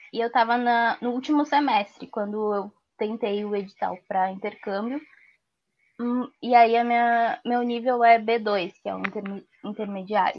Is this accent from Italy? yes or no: no; Porto Alegre, Rio Grande do Sul, Brazil; eu nasci e vivo na Restinga